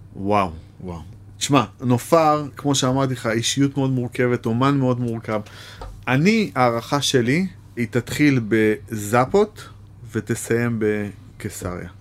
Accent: Bat Yam, Tel Aviv District, Israel; also born or lived in Jaffa; נולדתי ביפו, גדלתי בבת ים

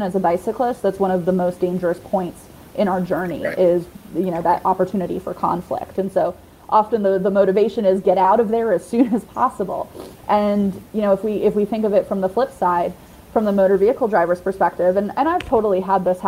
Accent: New York, United States; now in Savannah, United States; I grew up in New York

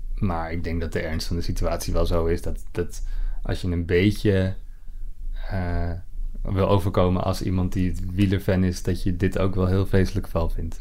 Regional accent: Netherlands; wij dat als, als, als Nederlanders

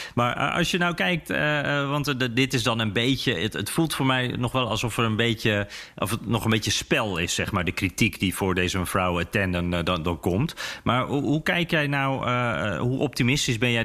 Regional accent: Netherlands; En dan zeg ik dus Nederland.

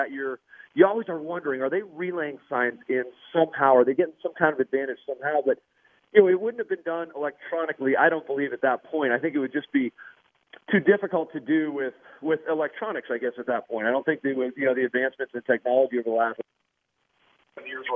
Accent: Denver, Colorado, United States; the neighborhood we grew up in Willow Creek, back in South Denver

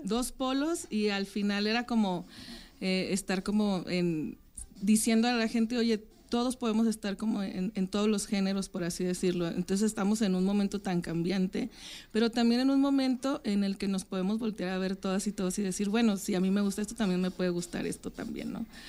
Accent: Francisco I. Madero, Coahuila, Mexico; moved away; yo soy de Francisco y Madero, en Coahuila

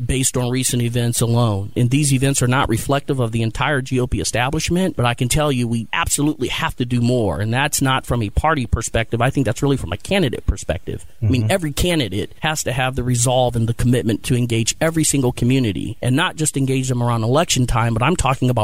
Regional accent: Canton, Ohio, United States; moved away as an adult; also born or lived in Columbus, Ohio; I'm from Canton, Ohio.

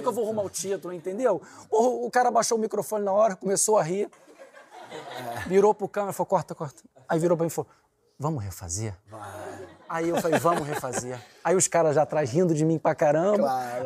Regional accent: Rio de Janeiro, Brazil

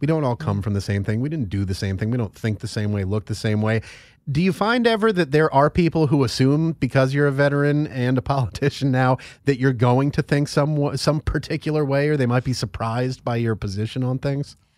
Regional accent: Northeast, United States; I'm from the Northeast

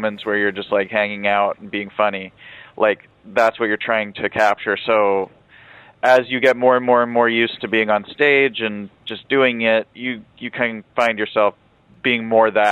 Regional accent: Philadelphia, Pennsylvania, United States; now in Los Angeles, United States; I'm from Philadelphia originally, and my parents are both converts to Islam

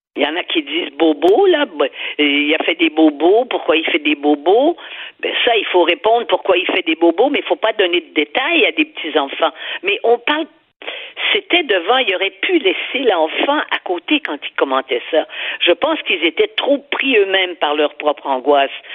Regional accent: Quebec, Canada; chez nous au Québec

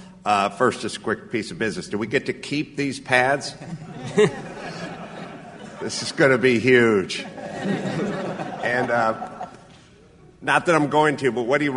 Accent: North Hollywood, California, United States; First off, I come from a very blue-collar background. I grew up in North Hollywood, California.

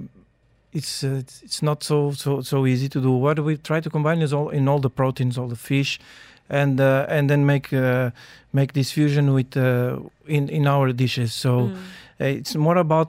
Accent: Lisbon, Portugal; moved away as an adult; now in Dubai, United Arab Emirates; I grew up in Lisbon, the capital

